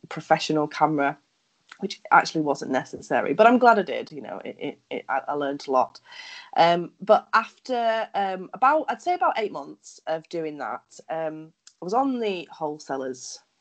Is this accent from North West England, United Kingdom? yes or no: yes; Lancashire, North West England, United Kingdom; also born or lived in Cyprus; now in Yorkshire, United Kingdom; I spent the first 10 years of my life in Cyprus and then I moved back to England when I was 10. So since then, I'm actually from Lancashire